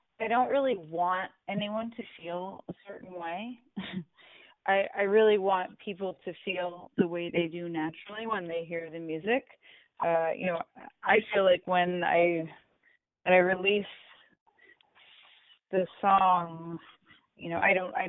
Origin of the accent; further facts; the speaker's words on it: United States; I'd love it if I was acknowledged in my home country.